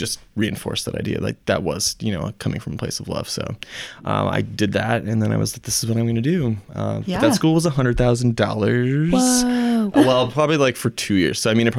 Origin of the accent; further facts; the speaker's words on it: Mason City, Iowa, United States; We were from Mason City